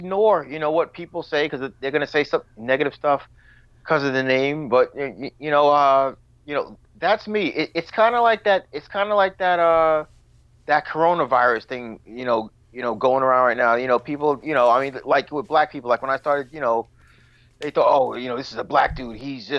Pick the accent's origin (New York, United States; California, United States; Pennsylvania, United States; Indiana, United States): New York, United States; Long Island; now in Rockaway, United States; I grew up in Long Island, the only black family in a Jewish neighborhood, you know, with a gay brother.